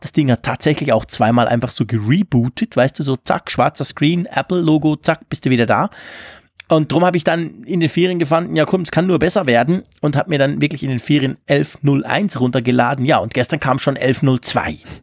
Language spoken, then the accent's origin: German; Switzerland; Bei uns in der Schweiz